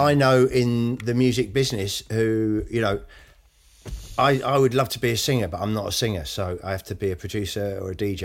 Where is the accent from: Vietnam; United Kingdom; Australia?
United Kingdom; I haven't got a huge amount of pride in being British